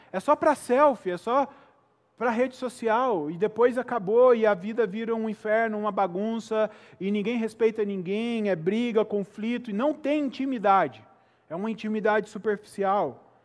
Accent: Itajubá, Minas Gerais, Brazil; also born or lived in Belo Horizonte; E eu morei boa parte da minha vida, embora tenha nascido ali em Belo Horizonte, em uma cidade do sul de Minas chamada Itajubá

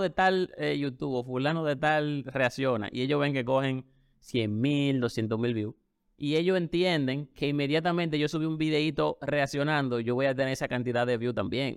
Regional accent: Dominican Republic

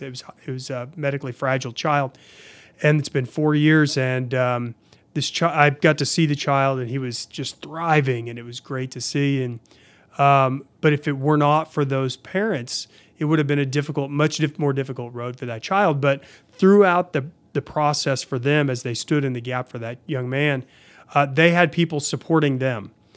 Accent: Oklahoma City, Oklahoma, United States; I grew up in Oklahoma City.

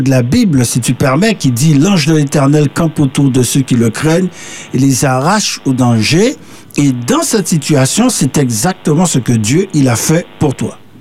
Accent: Martinique; also born or lived in Paris, France; aujourd'hui il, pleut, à la Martinique

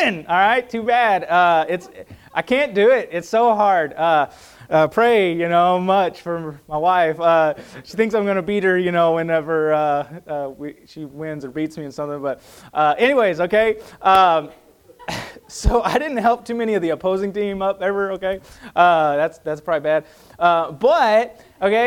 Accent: United States; as an American

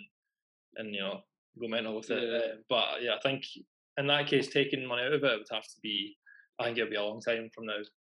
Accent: Edinburgh, Scotland, United Kingdom; we're from Edinburgh

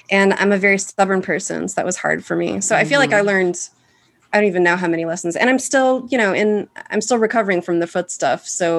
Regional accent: Arkansas, United States; moved away; I moved to Chicago from Arkansas for all of the landmarks, the museums, the comedy shows, the art stuff

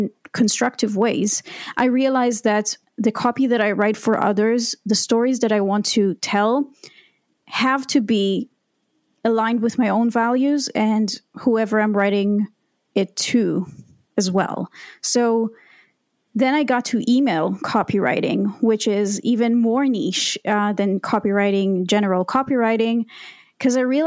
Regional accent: Israel; I was born and raised in Israel

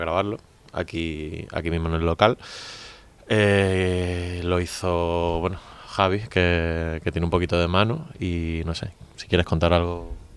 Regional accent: Málaga, Andalusia, Spain; yo soy de Málaga

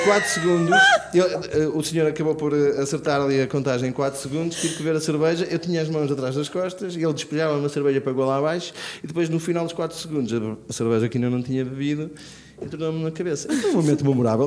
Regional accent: Braga, Norte, Portugal; sou de Braga

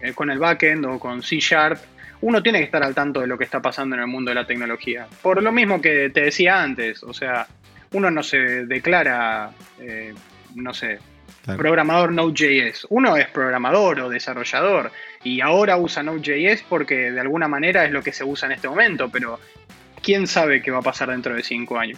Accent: Buenos Aires, Argentina; yo soy de Buenos Aires, Argentina. Nací aquí y, bueno, sigo viviendo aquí.

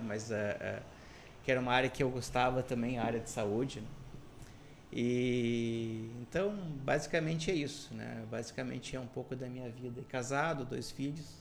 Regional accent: Canoas, Rio Grande do Sul, Brazil; eu, sou um cidadão de Canoas, né? praticamente nascido, criado e também boa parte da minha carreira profissional feita na região de Porto Alegre e área metropolitana

